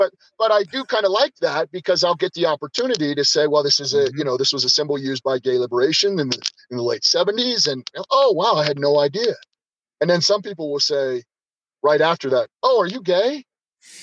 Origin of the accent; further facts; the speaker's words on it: Denver, Colorado, United States; moved away; Denver's my hometown, but I've kind of been away obviously for a long time.